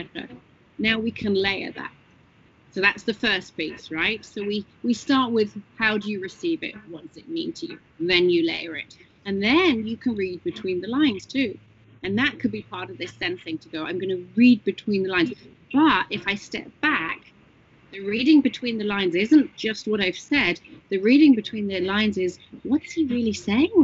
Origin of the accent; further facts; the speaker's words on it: England, United Kingdom; moved away; I'm English